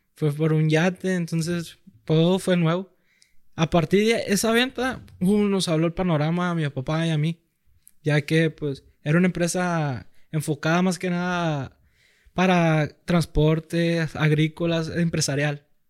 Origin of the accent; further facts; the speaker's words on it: Culiacán, Sinaloa, Mexico; toda la vida aquí en Culiacán, soy de la Liga Culiacán Recursos